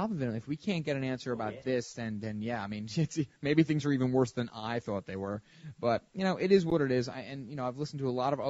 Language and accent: English; Mount Vernon, United States; I was born in Mount Vernon in 1981 on October 31st.